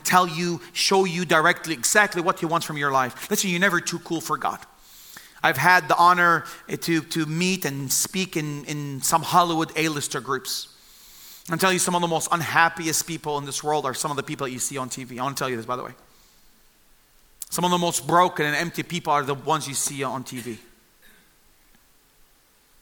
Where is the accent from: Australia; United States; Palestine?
Palestine; Bethlehem, West Bank; also born or lived in Jerusalem; I was born in Jerusalem and I grew up in the city of Bethlehem